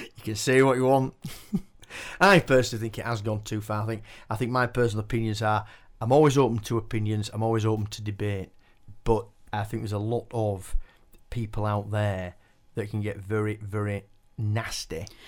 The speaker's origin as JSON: {"language": "English", "town": "Keighley", "region": "Yorkshire and the Humber", "country": "United Kingdom", "tie": "born or raised there", "said": "I was born and bred in Keighley"}